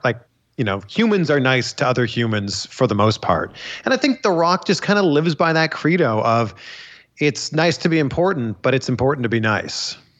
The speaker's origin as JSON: {"language": "English", "country": "Canada", "said": "I'm Canadian"}